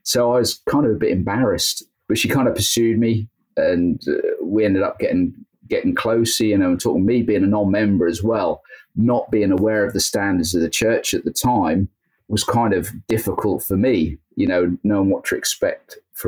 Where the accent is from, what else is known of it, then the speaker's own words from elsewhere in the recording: Belton, East of England, United Kingdom; also born or lived in Great Yarmouth; Yeah, pretty much. I was born actually in Great Yarmouth, which is like the neighboring town. Okay. And moved to Belton. So I spent most of my time in Belton, which again is another neighboring town, then moved to Golston after I got married.